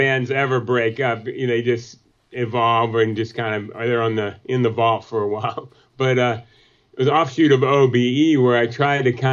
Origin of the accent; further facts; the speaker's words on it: North Carolina, United States; we grew up together in the North Carolina